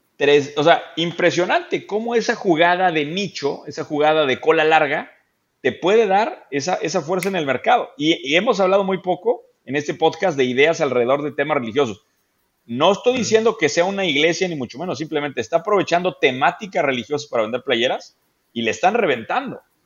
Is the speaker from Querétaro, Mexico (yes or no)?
yes; Querétaro, Mexico; me acordé mucho de mi infancia en Querétaro. Yo crecí en una, en una ciudad épica, Daniel, es el centro del universo, se llama Querétaro